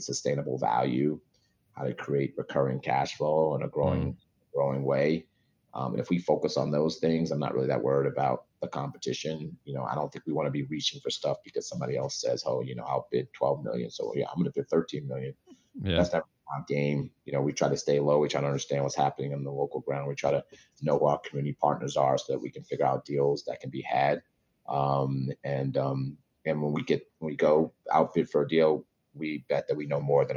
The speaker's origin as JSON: {"language": "English", "region": "New York", "country": "United States", "said": "I'm from New York"}